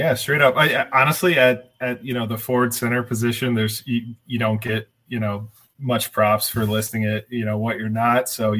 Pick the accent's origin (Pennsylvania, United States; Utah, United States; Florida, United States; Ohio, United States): Ohio, United States; Springboro; I am from Springboro, Ohio, like a little more rural town in between Dayton and Cincinnati.